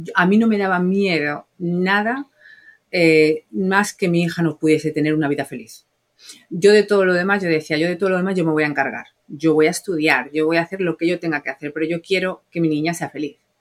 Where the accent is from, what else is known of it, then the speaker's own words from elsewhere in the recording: Spain; moved away as an adult; now in United States; yo soy española